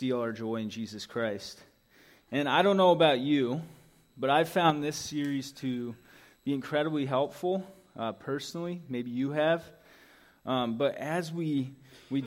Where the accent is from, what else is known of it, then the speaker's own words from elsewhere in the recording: Indianapolis, Indiana, United States; moved away; growing up in Indianapolis